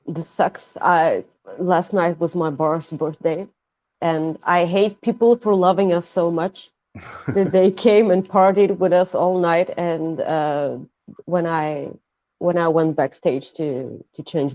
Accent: Bulgaria; I'm a Bulgarian goofball that likes bartending

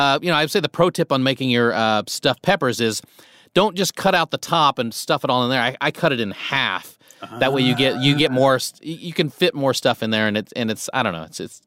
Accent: Nebraska, United States; I grew up in Nebraska.

